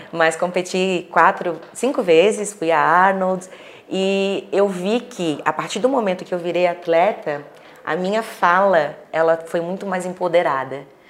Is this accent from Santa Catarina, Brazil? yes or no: yes; Florianópolis, Santa Catarina, Brazil; now in Balneário Camboriú, Brazil; eu sou natural de Florianópolis, mas moro em Balneário Camboriú